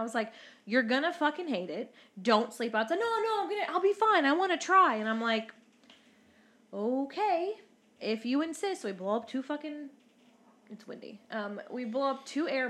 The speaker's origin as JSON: {"language": "English", "town": "New York City", "region": "New York", "country": "United States", "tie": "born or raised there", "said": "I grew up in Brooklyn."}